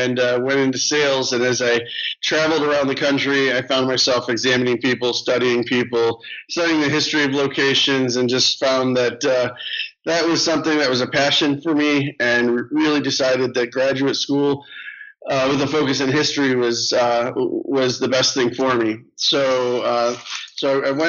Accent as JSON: {"language": "English", "town": "Gary", "region": "Indiana", "country": "United States", "tie": "born or raised there", "said": "I grew up in Northwest Indiana. I was actually born in Gary, Indiana"}